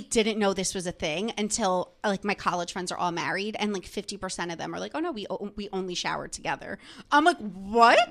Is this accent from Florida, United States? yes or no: no; New Jersey, United States; moved away as an adult; now in New York City, United States; I grew up in New Jersey. So, like, right outside the city